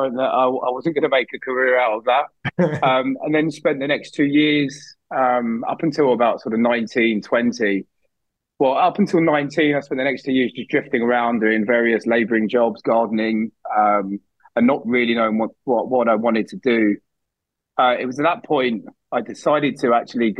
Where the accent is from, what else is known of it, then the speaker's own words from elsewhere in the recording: Barnet, London, United Kingdom; also born or lived in Plymouth; I grew up in North London in a town called Barnet